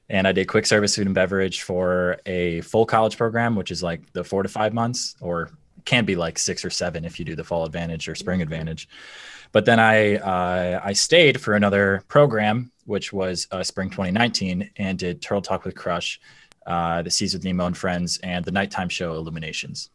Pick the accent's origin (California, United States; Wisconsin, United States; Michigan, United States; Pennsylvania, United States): Michigan, United States; we grew up in Michigan, an Italian family